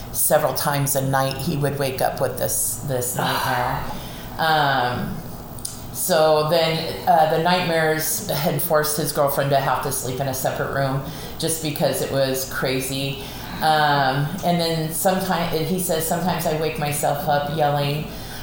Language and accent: English; Southern California, United States; I was born and raised in Southern California